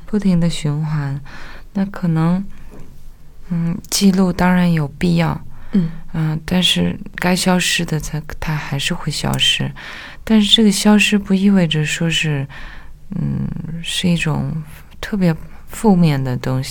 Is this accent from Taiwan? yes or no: no; Nyingchi, Tibet, China; Chinese is a second language; moved away as an adult; also born or lived in Beijing; 我是在灵芝出生跟成长